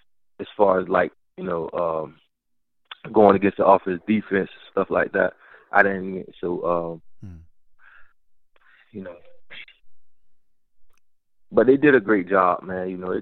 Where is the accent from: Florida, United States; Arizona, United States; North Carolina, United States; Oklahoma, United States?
Florida, United States; Miami; moved away; growing up in Miami